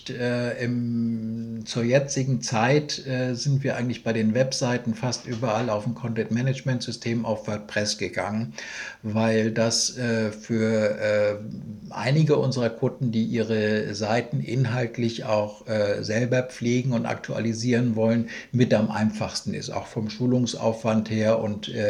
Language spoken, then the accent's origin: German; Schleswig-Holstein, Germany; als Schleswig-Holsteiner sieht man das dann sowieso irgendwo alles noch ein bisschen mit einem größeren Augenzwinkern.